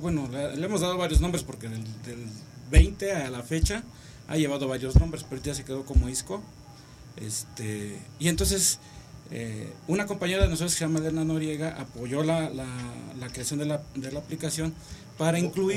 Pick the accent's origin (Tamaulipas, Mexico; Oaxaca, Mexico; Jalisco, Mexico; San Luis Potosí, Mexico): Oaxaca, Mexico; also born or lived in Iztacalco, Mexico City; soy oaxaqueño